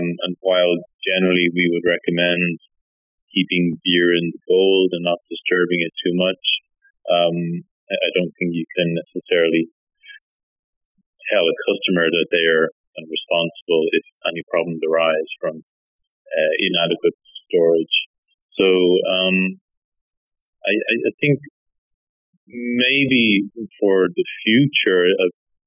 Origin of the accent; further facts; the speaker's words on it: Ireland; moved away as an adult; also born or lived in United Kingdom / Oxford / Nottingham; now in Finland; I'm originally from Ireland, and I was there until, I guess, 2004, then moved to the UK